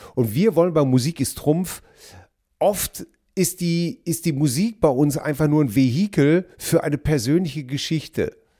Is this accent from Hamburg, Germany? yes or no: no; Hamm, North Rhine-Westphalia, Germany; Meine Heimat ist die Stadt Hamm